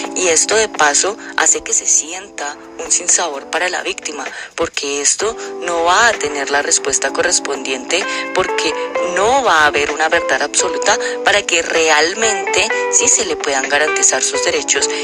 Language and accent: Spanish; Colombia